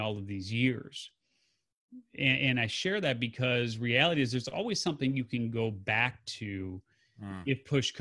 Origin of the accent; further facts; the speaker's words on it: Chicago, Illinois, United States; also born or lived in Carbondale, Illinois; I grew up in the Chicago area there, and there were teen clubs.